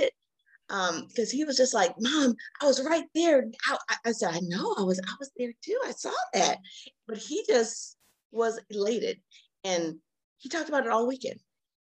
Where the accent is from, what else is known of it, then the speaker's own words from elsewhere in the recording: Alaska, United States; moved away; I'm actually from Alaska. I went home to Alaska